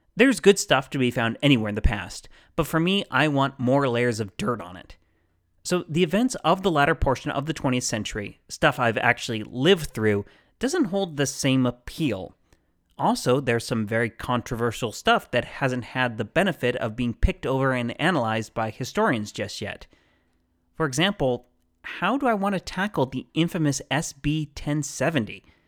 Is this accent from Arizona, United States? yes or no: yes; Phoenix, Arizona, United States; also born or lived in South Dakota; I was born in the Phoenix area and have lived here the majority of my life